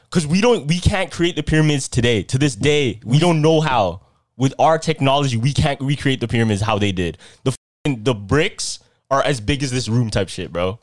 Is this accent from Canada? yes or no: no; Philippines; I'm Filipino